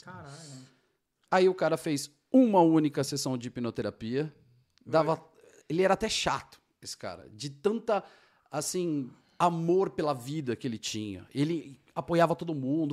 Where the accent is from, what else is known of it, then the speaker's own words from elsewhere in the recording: São Paulo, Brazil; moved away as an adult; now in Georgia, United States; eu sou de São Paulo, capital, e aquela selva de pedra